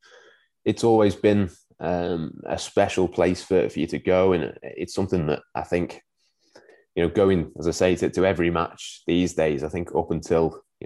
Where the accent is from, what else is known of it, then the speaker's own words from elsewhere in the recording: Winsford, North West England, United Kingdom; So I was born in Winsford in Cheshire, so not a million miles away from Liverpool.